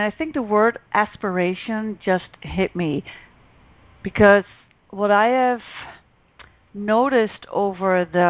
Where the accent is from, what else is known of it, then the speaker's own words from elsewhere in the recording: Netherlands; moved away as an adult; now in Canada; I came to Canada from Holland over 10 years ago. And the first time I landed in Canada was actually in 1999, and I've always known from that moment on that I needed to be here. So in the midst of midlife, I was 45, I made a really courageous decision. I left everything behind in Holland